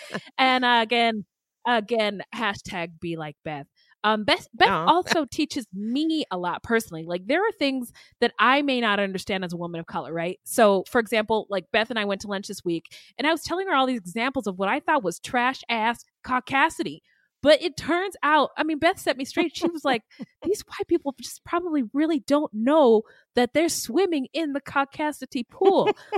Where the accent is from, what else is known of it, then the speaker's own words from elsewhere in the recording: California, United States; So I grew up in Northern California, and I knew people who went to college in Yuba City